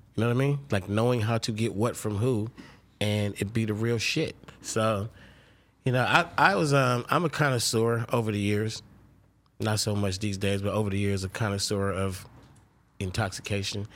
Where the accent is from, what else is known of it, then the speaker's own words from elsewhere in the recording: Oakland, California, United States; I'm from Oakland, California.